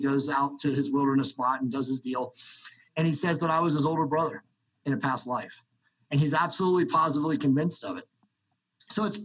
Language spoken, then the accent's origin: English; Cincinnati, Ohio, United States; I was born in Cincinnati, Ohio in 1971